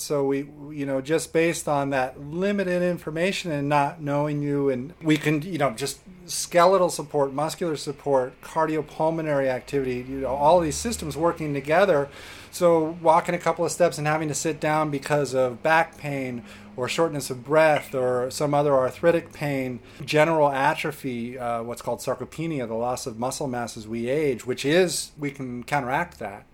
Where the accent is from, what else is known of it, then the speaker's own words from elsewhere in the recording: Oakland, California, United States; I was born and raised in Oakland, California, and uh, grew up in the Bay Area